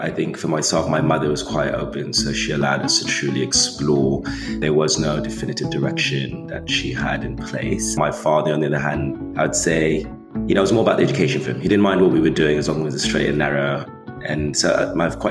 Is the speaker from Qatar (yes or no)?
no; Rome, Lazio, Italy; moved away as an adult; also born or lived in Canada; now in Brooklyn, United States; I was raised in Italy. So I'm from Rome. That's where I was raised. English school, hence the accent, in Italy